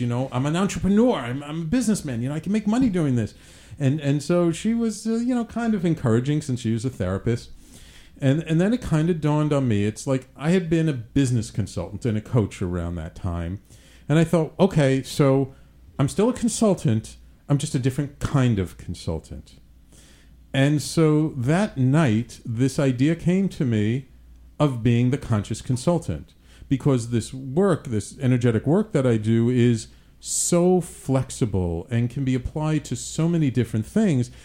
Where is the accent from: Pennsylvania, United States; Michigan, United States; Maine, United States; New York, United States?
New York, United States; New York City; moved away; also born or lived in Manhattan; grew up in the Bronx